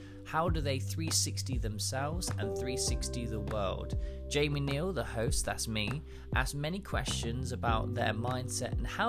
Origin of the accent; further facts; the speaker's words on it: Plymouth, South West England, United Kingdom; now in London, United Kingdom; I'm literally from Plymouth.